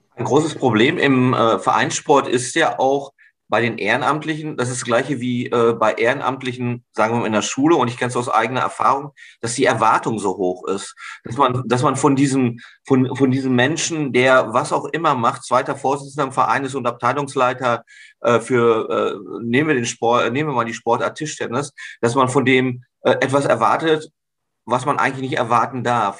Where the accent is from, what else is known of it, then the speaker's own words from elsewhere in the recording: North Rhine-Westphalia, Germany; als Westfale